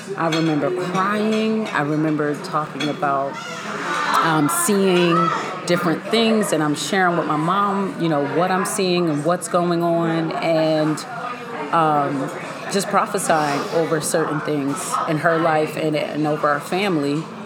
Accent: Pittsburgh, Pennsylvania, United States; we lived in Cedar Ridge Apartments in Laurelville, PA. I'm from Pittsburgh

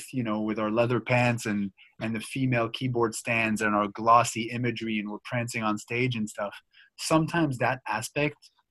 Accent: Montreal, Quebec, Canada; we grew up in Montreal.

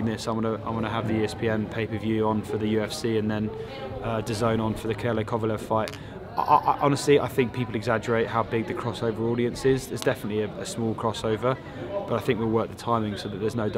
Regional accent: United Kingdom; walking as a Brit

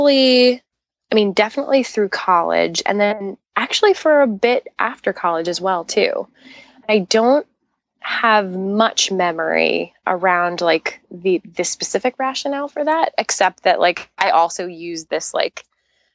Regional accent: New York, United States; also born or lived in Long Island, New York; I grew up in Queens

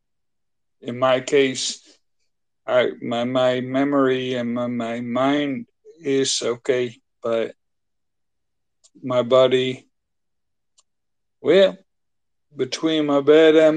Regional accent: Netherlands; English is a second language; I'm from the Netherlands

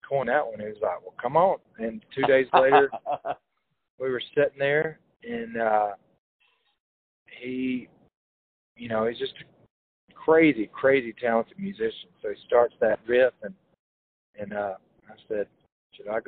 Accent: Hokes Bluff, Alabama, United States; I'm from Hoke's Bluff. It's a small town a little south of there.

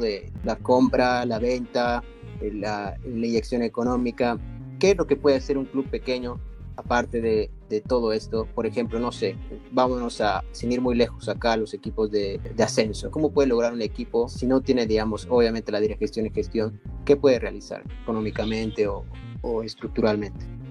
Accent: Bolivia; yo soy boliviano

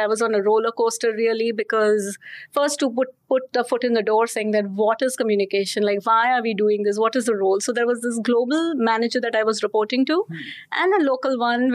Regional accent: Mumbai, Maharashtra, India; I was born in Mumbai. So I'm a Mumbaikar, as we call ourselves

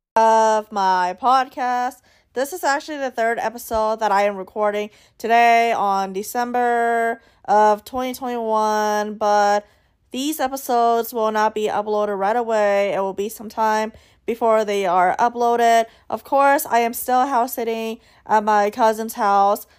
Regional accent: United States; I am Asian American

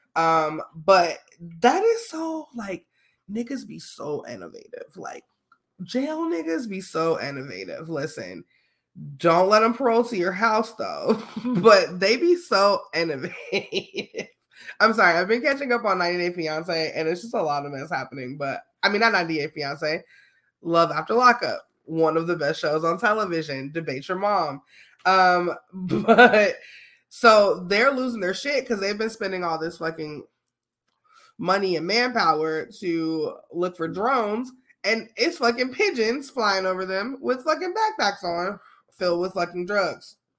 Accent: Chicago, Illinois, United States; I'm from Chicago

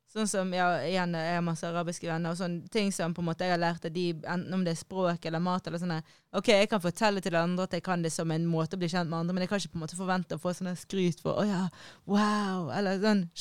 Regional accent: Norway; jeg er jo norsk, så på en måte hvilke blindspots har jeg?

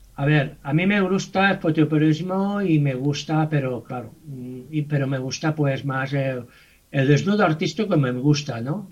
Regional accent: Mataró, Catalonia, Spain; soy de Mataró

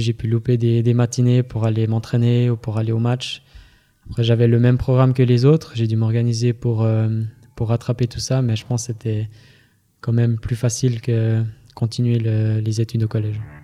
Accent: Fribourg, Switzerland; je viens, je viens de Fribourg.

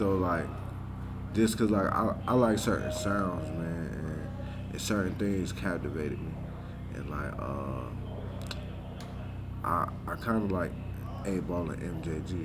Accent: the South, United States; me being from the South

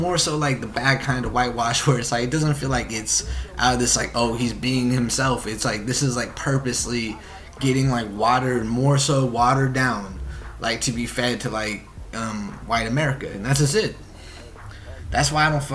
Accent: Oregon, United States; I'm from Oregon

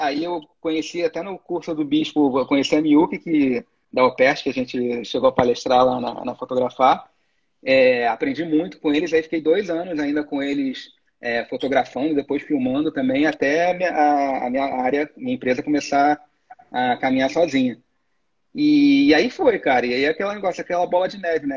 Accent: Niterói, Rio de Janeiro, Brazil; eu sou de Niterói, né? Eu moro ah. do outro lado da poça do Rio

